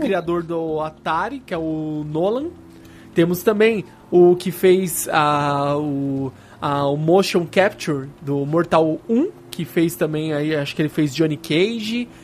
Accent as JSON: {"language": "Portuguese", "region": "São Paulo", "country": "Brazil", "said": "Nós somos de São Paulo, a gente mora relativamente perto do evento"}